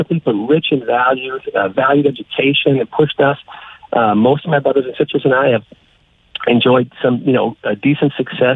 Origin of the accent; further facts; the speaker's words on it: Minnesota, United States; moved away as an adult; now in Texas, United States; I am originally from Minnesota. Born and raised, spent most of my life there